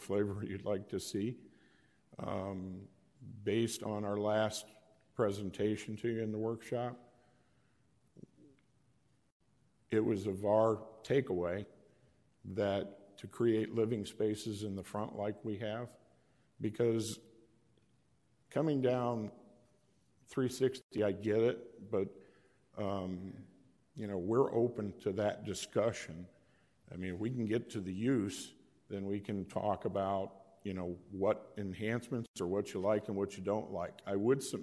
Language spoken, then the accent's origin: English; Chicago, Illinois, United States; moved away; I'm from Chicago, so I know brownstones real well, and I built a lot of them